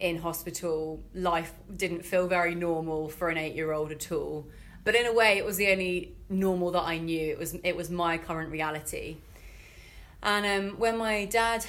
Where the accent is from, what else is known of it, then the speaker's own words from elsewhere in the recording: Fleet, South East England, United Kingdom; moved away as an adult; now in Bristol, United Kingdom; I'm originally from Fleet in Hampshire